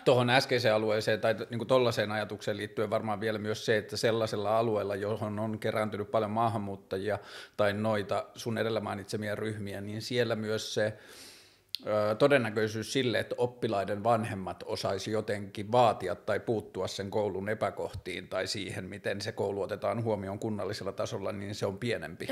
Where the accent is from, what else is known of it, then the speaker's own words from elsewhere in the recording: Tornio, Lapland, Finland; mä oon kasvanut pikkukaupungissa, mä oon kasvanut siellä Torniossa